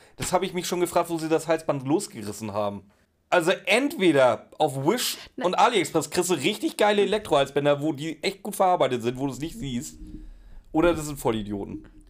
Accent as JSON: {"language": "German", "town": "Pinneberg", "region": "Schleswig-Holstein", "country": "Germany", "said": "ich komme aus dem Norden, da sind noch glückliche Kühe."}